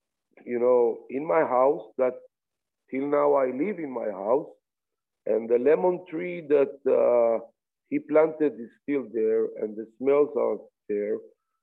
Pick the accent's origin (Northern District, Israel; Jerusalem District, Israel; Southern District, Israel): Jerusalem District, Israel; Jerusalem; I was born in the German colony, which like it's 10 minutes, 12 minutes from the old city, walking